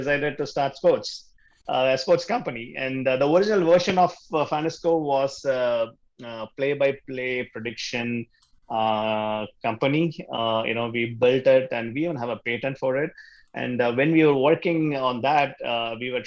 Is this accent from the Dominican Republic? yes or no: no; Chennai, Tamil Nadu, India; first language Tamil; English is a second language; moved away as an adult; now in Chicago, United States; I was born and brought up in India in the southern city called Chennai